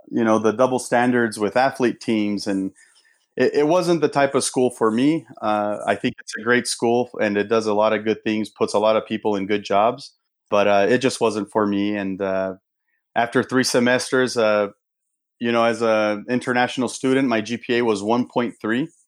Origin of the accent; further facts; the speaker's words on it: São Paulo, Brazil; Yeah, so uh, I grew up in Brazil. I was uh, in São Paulo. My parents are both Brazilian